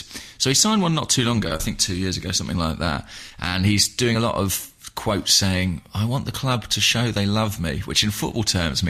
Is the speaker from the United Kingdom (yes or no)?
yes; England, United Kingdom; as an Englishman